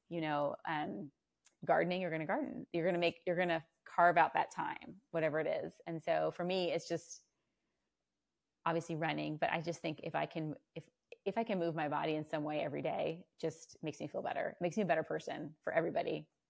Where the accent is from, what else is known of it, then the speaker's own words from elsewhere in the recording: Virginia, United States; moved away as an adult; now in Austin, United States; I was um, born and raised in Virginia